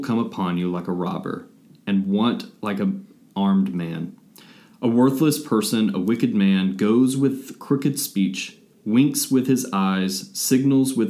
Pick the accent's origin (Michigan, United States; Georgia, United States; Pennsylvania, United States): Georgia, United States; Atlanta; Atlanta native